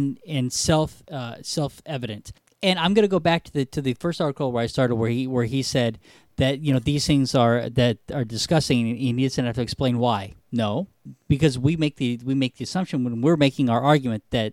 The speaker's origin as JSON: {"language": "English", "country": "United States", "said": "I am an American."}